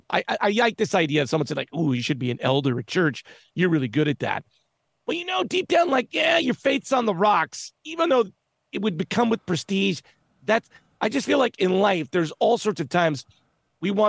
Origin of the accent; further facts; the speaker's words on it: United States; I'm an American, Irish.